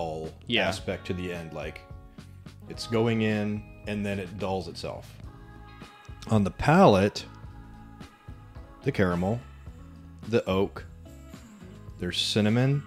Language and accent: English; Florida, United States; We are from Florida